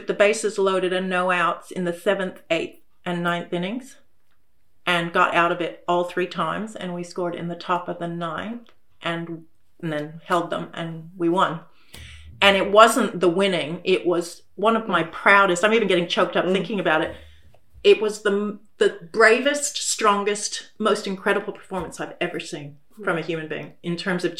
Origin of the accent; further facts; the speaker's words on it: United States; now in Australia; I come from America